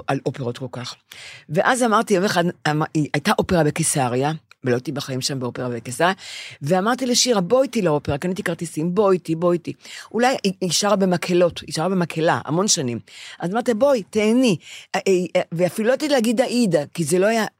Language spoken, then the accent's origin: Hebrew; Bnei Brak, Tel Aviv District, Israel; כשאני גדלתי בבני ברק